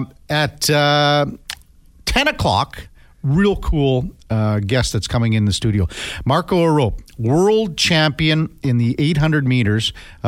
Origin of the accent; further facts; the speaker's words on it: Saskatchewan, Canada; growing up in Saskatchewan